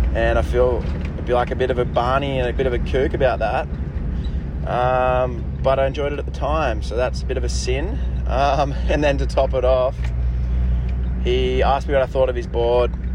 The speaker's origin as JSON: {"language": "English", "town": "Noosa", "region": "Queensland", "country": "Australia", "said": "I'm from Noosa"}